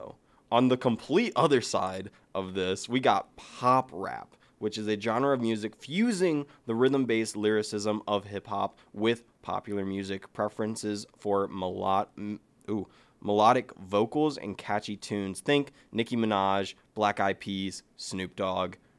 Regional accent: Ohio, United States; we're from Ohio. We have the Rock and Roll Hall of Fame

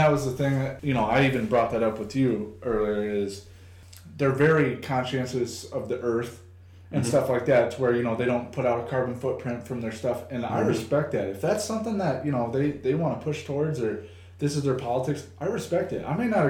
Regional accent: Rock Island, Illinois, United States; I grew up in Rock Island. It's a very mixed bag of mm-hmm. people

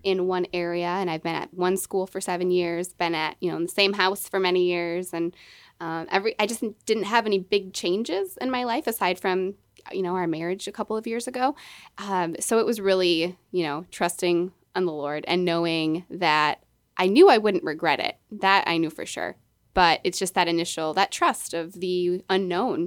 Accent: Milwaukee, Wisconsin, United States; moved away as an adult; I was born and raised in Milwaukee, Wisconsin

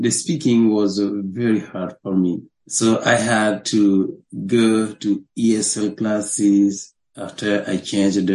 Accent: Burkina Faso; English is a second language; moved away as an adult; now in New York, United States; I was born in 1973 in Burkina Faso

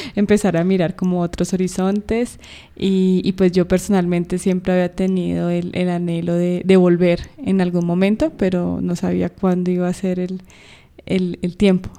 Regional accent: Bogotá, Colombia; estamos en Colombia, en mi ciudad natal, eh, Bogotá

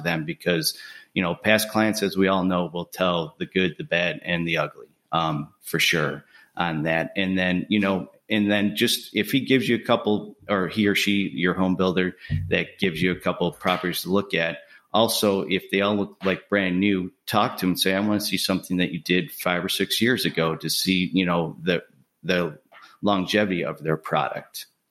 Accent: Buffalo, New York, United States; moved away as an adult; now in Birmingham, United States; I'm originally from Buffalo, New York. I moved down here to Birmingham, Alabama in two thousand eight

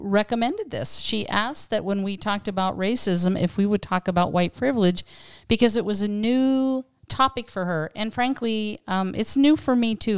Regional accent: Western Pennsylvania, United States; now in California, United States; having grown up in Western Pennsylvania

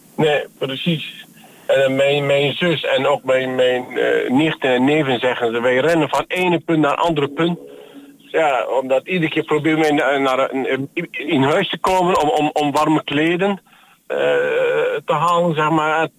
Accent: Iskenderun, Hatay, Turkey; now in Netherlands; dat is mijn geboortestad

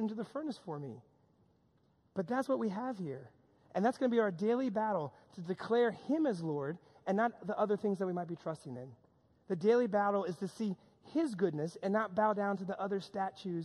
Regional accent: New York, United States; a lot of my friends that I grew up with here in New York

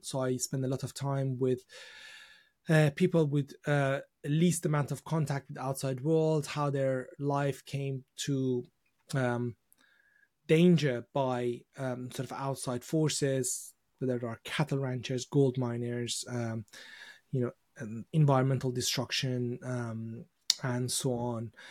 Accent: Iran; now in United Kingdom; I was born in Iran, and, uh, when I was growing up, uh, during the, uh, sort of the, uh, the beginning of my sort of childhood, I'd, I'd remember just war and, uh, you know, revolution

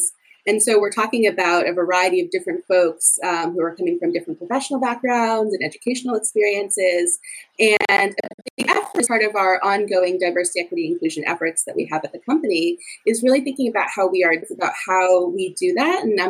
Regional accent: Providence, Rhode Island, United States; moved away as an adult; also born or lived in Chicago, Illinois; now in Boston, United States; I'm originally from Providence, Rhode Island

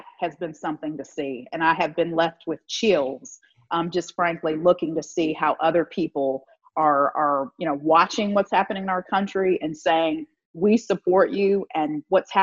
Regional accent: Virginia, United States; moved away as an adult; now in Mississippi, United States; I'm from Virginia, so I've lived in the South most of my life

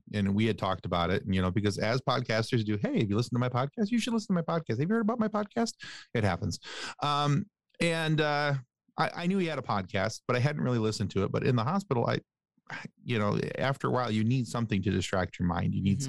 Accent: Ireland; I'm Irish though, and I love to talk.

